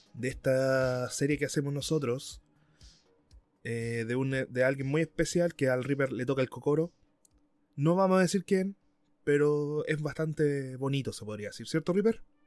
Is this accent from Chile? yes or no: yes; Chile; yo soy, soy chileno